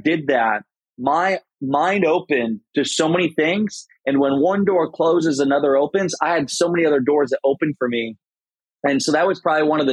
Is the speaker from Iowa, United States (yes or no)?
yes; Garnavillo, Iowa, United States; moved away as an adult; I lived in my hometown in Iowa, Garnerville, Iowa, 700 people.